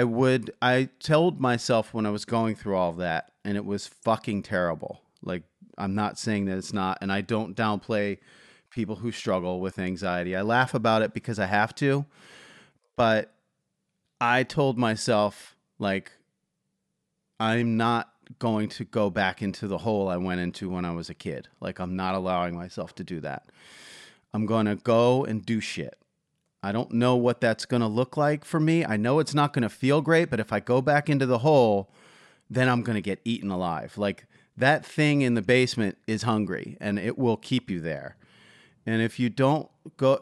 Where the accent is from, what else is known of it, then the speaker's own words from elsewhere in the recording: Philadelphia, Pennsylvania, United States; I'm from Philadelphia